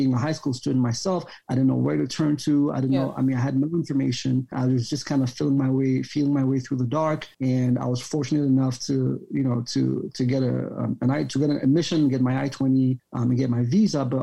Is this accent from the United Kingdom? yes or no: no; Cameroon; also born or lived in Yaoundé, Cameroon / Bamenda, Cameroon / Ohio, United States; I was born and raised here in Cameroon, primary school in Yaoundé, secondary school in Bamenda